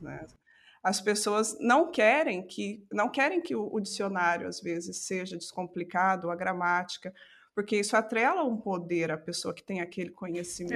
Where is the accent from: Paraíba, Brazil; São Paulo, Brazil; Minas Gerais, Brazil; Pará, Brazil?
Minas Gerais, Brazil; south of; accent: caipira; moved away as an adult; now in Portugal; sou mineira, sou do sul de Minas